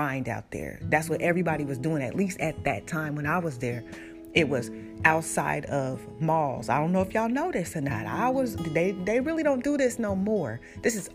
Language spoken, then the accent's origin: English; Portland, Oregon, United States; moved away; also born or lived in Oakland, California; When I grew up in Portland, like, I was also in the neighborhoods where my brothers were in gangs